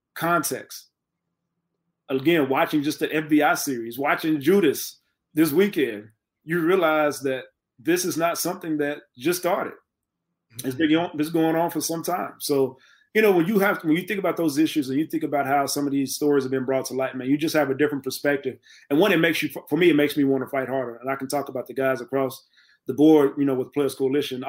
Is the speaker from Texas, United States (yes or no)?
yes; Texas, United States; I'm from Texas